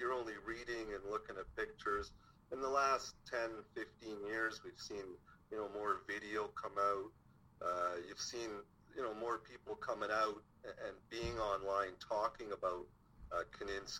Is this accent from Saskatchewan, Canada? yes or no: no; Toronto, Ontario, Canada; I grew up in Toronto